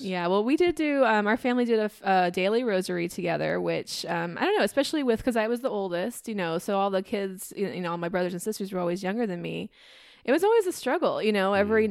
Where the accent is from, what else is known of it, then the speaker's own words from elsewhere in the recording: Iowa, United States; I grew up in Iowa